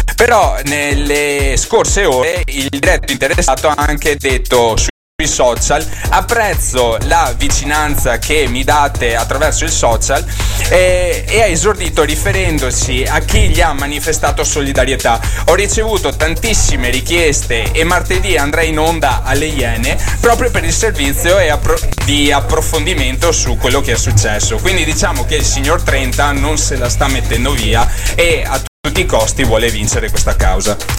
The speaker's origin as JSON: {"language": "Italian", "region": "Veneto", "country": "Italy", "accent": "Venetian", "said": "il mio accento particolarmente veneto, ecco. Però eh, cosa bisogna fare? Sono veneto"}